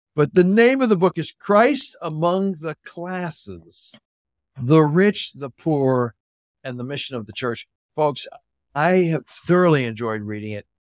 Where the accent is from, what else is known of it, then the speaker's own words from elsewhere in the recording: Canada; I grew up in Canada